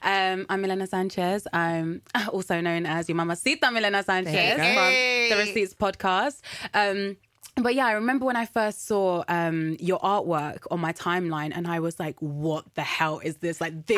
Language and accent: English; Colombia; Yeah, from Colombia.